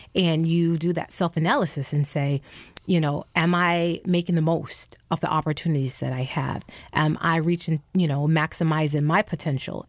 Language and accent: English; New York City, New York, United States; moved away as an adult; I grew up in the Bronx and, you know, I've lived outside of New York City for more than twenty years now